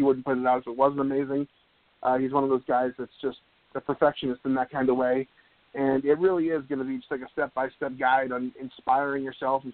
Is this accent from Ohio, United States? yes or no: no; Needham, Massachusetts, United States; moved away; my hometown of Needham, Massachusetts